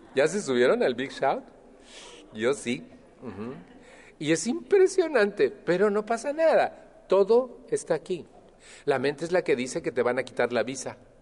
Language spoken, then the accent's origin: Spanish; Mexico; moved away; estoy refiriéndome a México, de donde yo vengo